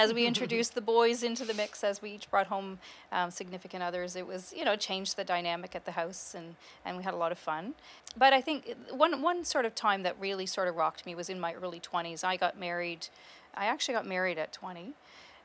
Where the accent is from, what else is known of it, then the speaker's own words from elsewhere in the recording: Kingston, Ontario, Canada; also born or lived in Peterborough, Ontario / Lindsay, Ontario; I was born in Peterborough, and we then moved to Lindsay about a year and a half later. Lived there till I was about 10, and then we've been in Kingston ever since.